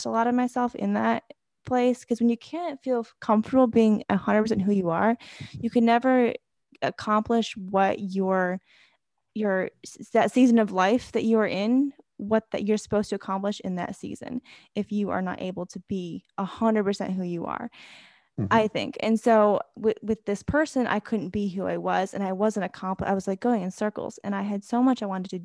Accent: Germany; moved away; I grew up in Germany where like, it's like this like big, you drink beer and you have this like, festivals and all this stuff

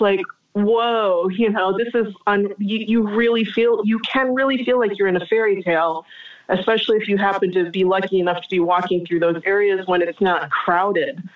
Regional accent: United States; moved away as an adult; now in France; being an American

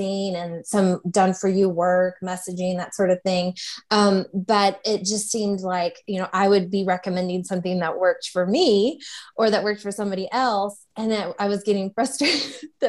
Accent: Louisville, Kentucky, United States; I am from the Louisville, Kentucky area

